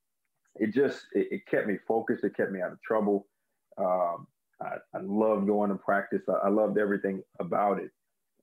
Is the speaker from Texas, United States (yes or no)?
no; Maryland area, United States; I grew up in the Maryland area